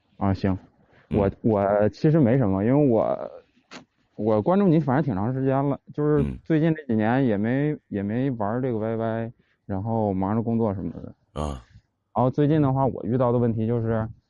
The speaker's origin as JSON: {"language": "Chinese", "region": "Northeast China", "country": "China", "said": "我也是东北的"}